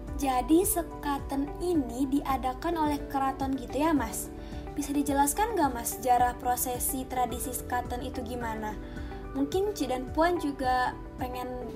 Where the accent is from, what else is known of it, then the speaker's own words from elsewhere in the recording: Riau, Indonesia; tradisi adat di daerah aku mas, yaitu di daerah Riau